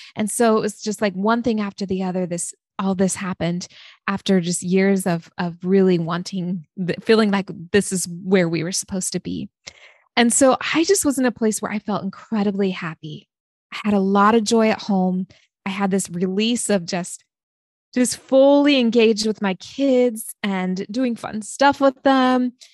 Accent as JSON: {"language": "English", "region": "Oregon", "country": "United States", "tie": "born or raised there", "also_born_or_lived": "San Diego, California", "said": "my family moved to Oregon when I was six years old. So I grew up in a small town in Oregon, very small"}